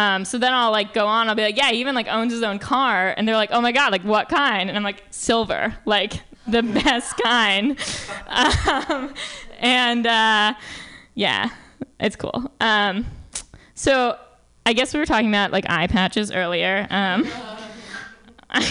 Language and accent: English; New York, United States; I'm from New York